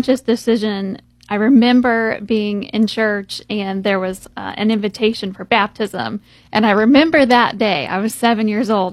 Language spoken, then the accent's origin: English; Columbus, United States; I grew up here in Columbus